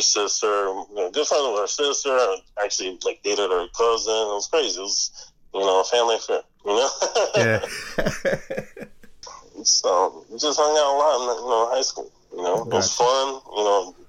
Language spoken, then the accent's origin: English; Miami, Florida, United States; we're all from Sunset, man. We all, you know, we're in high school together